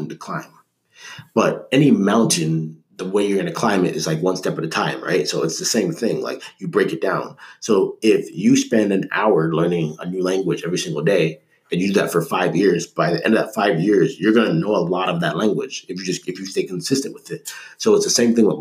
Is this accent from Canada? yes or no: yes; Canada; I'm Canadian